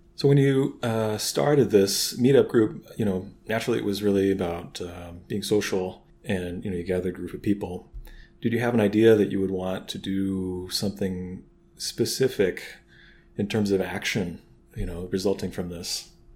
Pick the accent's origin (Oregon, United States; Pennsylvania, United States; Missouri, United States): Missouri, United States; St. Louis; now in Chicago, United States; I'm from St. Louis